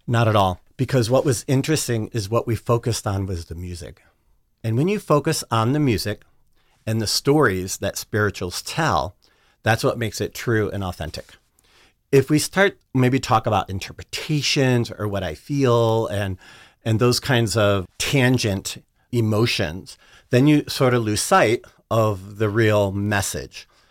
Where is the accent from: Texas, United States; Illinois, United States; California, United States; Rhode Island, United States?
Illinois, United States; Chicago; now I'm from the South Side of Chicago. I grew up in Chicago